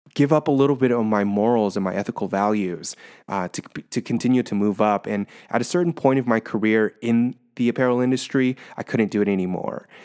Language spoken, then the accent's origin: English; Orange County, California, United States; moved away as an adult; now in San Francisco, United States; I'm originally from Orange County